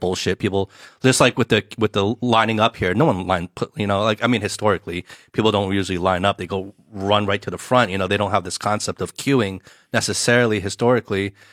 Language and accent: English; New Jersey, United States; moved away as an adult; now in Shanghai, China; my personal experience growing up in the states